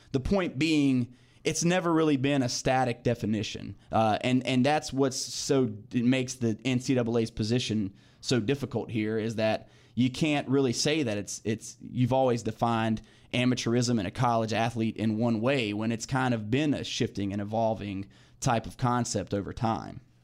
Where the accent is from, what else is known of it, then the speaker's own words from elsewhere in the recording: Clayton, North Carolina, United States; grew up in Clayton, born and raised, live in Clayton now.